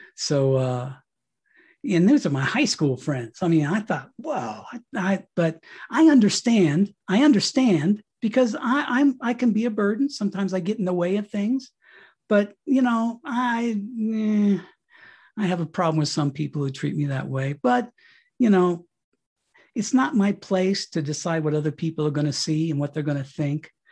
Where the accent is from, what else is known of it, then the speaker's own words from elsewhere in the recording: Colorado, United States; moved away as an adult; my wife and I got this, uh, property out here in Colorado, we came back to my hometown